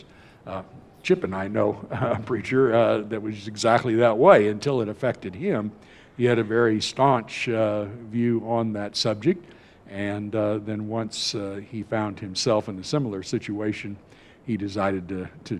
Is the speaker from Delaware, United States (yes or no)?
no; California, United States; moved away; I grew up in California